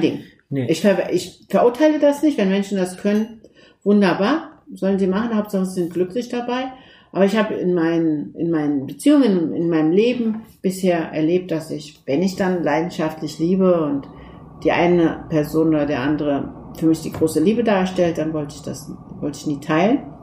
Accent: Turkey; now in Germany; wir kommen aus der Türkei, wie du weißt, sind wir aus einem laizistischen Land. Und obwohl ich in einem laizistischen Land aufgewachsen bin

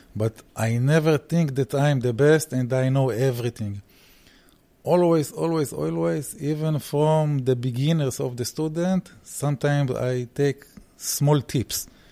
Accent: Israel; I am coming from Israel. My roots, my parents' roots, they are from Germany, but unfortunately, I speak only English

